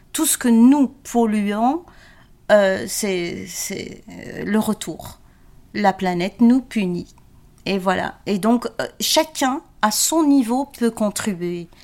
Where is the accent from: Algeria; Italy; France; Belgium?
Belgium; Genk, Flanders; moved away as an adult; also born or lived in Agadir, Morocco; now in Brussels, Belgium; Mon papa était travaillait dans les mines à Henk